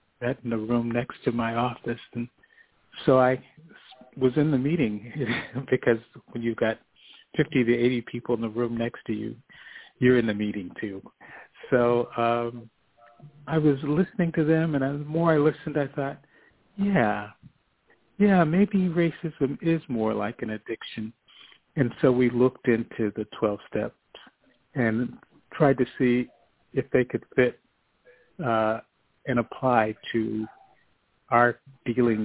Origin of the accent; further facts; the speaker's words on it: United States; me as an American